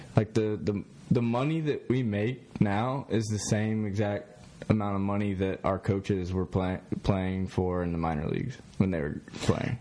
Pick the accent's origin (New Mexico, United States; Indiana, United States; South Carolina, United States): South Carolina, United States; Columbia; now in Myrtle Beach, United States; I'm from the Columbia area. Didn't really like the Gamecocks growing up